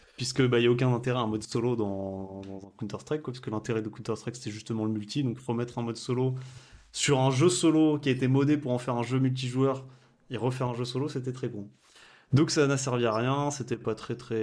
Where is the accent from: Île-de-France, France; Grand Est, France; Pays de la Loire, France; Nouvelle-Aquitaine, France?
Nouvelle-Aquitaine, France; Limoges; je suis tout à fait de Limoges en effet.